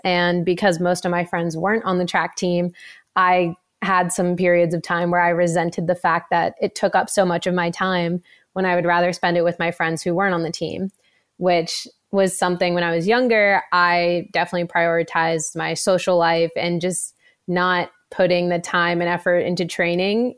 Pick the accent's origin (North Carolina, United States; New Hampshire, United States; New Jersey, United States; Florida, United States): New Jersey, United States; moved away; I am originally from New Jersey